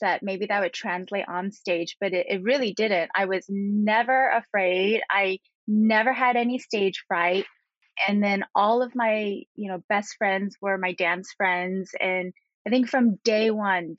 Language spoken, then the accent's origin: English; Hacienda Heights, California, United States; moved away; also born or lived in New York City; I was born in Southern California and grew up in a town called Hacienda Heights, which is located about 25 minutes from downtown Los Angeles